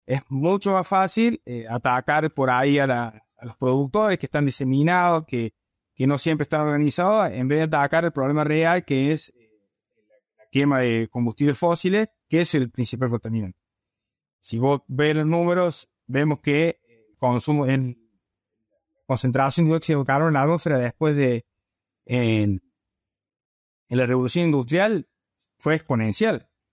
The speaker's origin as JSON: {"language": "Spanish", "region": "Córdoba", "country": "Argentina", "also_born_or_lived": "Alabama, United States / Nebraska, United States", "accent": "cordobés", "said": "Como podrás sentir por mi tona, soy cordobés"}